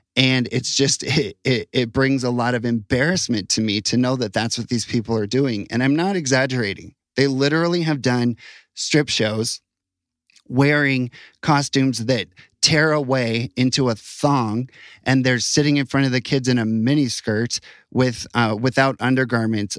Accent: United States; now in Utah, United States; I'm proud of being an American

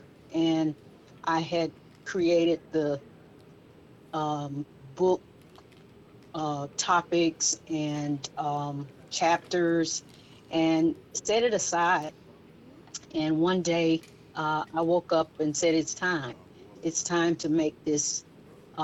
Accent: Gray, Georgia, United States; you and I both grew up in small town America, in small town Georgia, Gray, Georgia

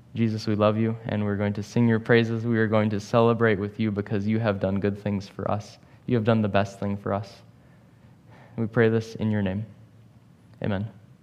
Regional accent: St. Louis, Missouri, United States; moved away; I'm from Saint Louis

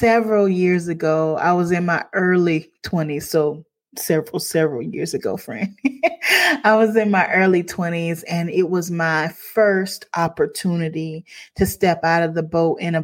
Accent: Crockettville, South Carolina, United States; I'm from Crockettville, South Carolina.

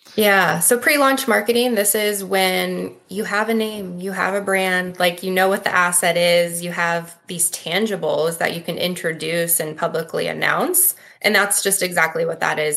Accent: Midwest, United States; also born or lived in Lincoln, Nebraska; I'm born and raised in the Midwest

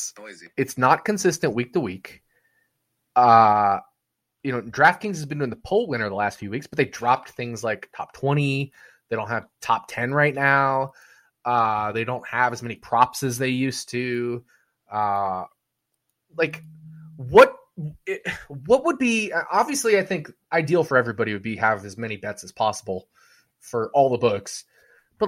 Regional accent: Las Vegas, Nevada, United States; Vegas, my hometown, Vegas, like the city I love

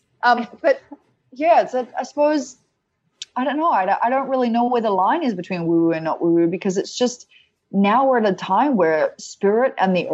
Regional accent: Australia; moved away; I'm Australian

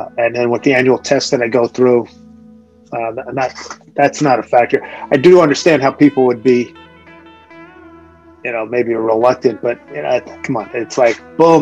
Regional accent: Philadelphia, Pennsylvania, United States; When I was growing up, I grew up in Philly

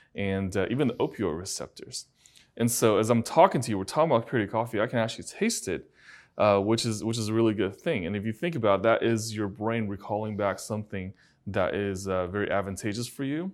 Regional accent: China; now in United States; I was born in China, and I, and I grew up in China.

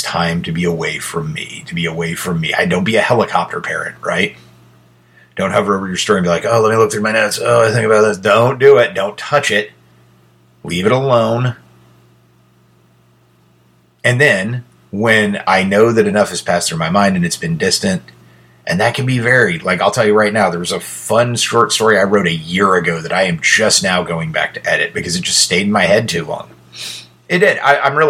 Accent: United States; I'm an American

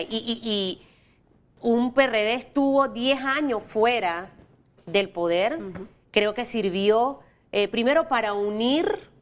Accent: Panama; como panameños

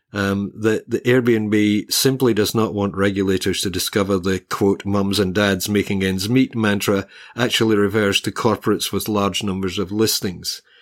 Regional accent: Glasgow, Scotland, United Kingdom; also born or lived in Hobart, Australia; now in Australia; Glasgow, uh, which is basically my hometown, it's what my spiritual home in Scotland. When I was a kid, Glasgow had a population of about just under a million people.

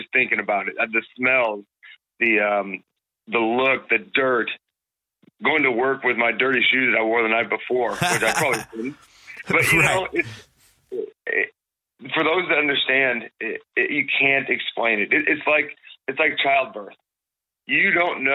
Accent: Minnesota, United States; now in Texas, United States; I grew up in Minnesota

